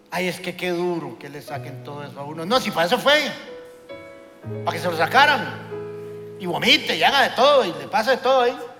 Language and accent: Spanish; Costa Rica; somos ticos, chiquititos